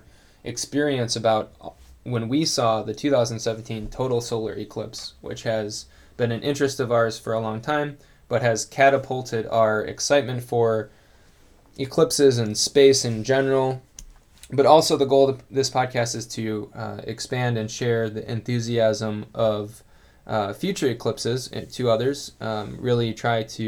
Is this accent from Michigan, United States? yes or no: yes; east side of Michigan, United States; now in Grand Rapids, United States; I am originally from the east side of the state of Michigan